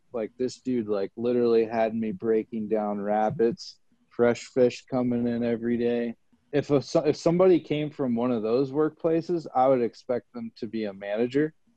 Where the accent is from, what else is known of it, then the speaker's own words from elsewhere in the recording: Kansas City, United States; the song my buddy made that I grew up with in Kansas City